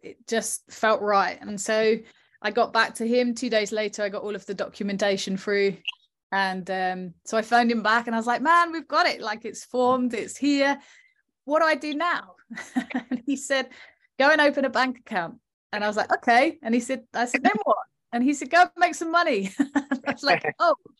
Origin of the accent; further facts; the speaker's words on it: Southend-on-Sea, East of England, United Kingdom; we chose South End because it was my hometown